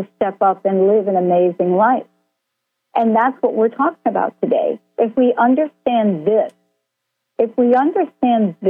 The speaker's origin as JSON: {"language": "English", "region": "New Jersey", "country": "United States", "tie": "born or raised there", "said": "I grew up in New Jersey"}